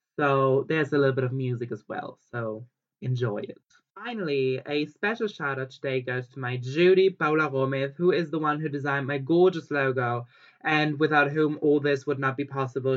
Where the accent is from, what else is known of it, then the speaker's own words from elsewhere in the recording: Germany; now in Barcelona, Spain; I was born in Germany